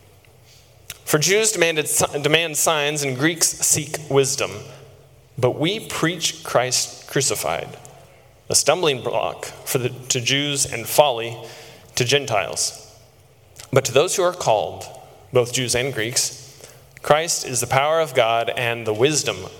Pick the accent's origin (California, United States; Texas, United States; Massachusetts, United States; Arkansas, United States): Texas, United States; I grew up in Texas